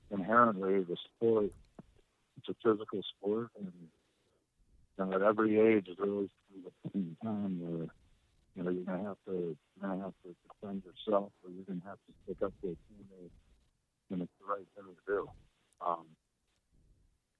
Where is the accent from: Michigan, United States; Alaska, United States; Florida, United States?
Michigan, United States; Detroit; I come from Detroit where it's called Hockey Town